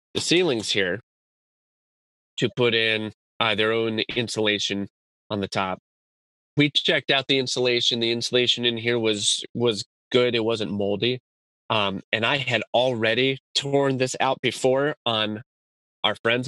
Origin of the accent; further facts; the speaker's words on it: Tucson, Arizona, United States; I'm from Tucson, Arizona